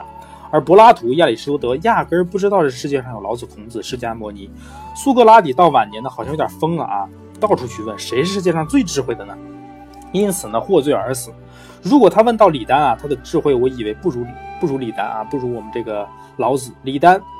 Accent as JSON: {"language": "Chinese", "country": "China", "said": "我们是中国人啊，一定会想那时候中国是怎么样子的啊？"}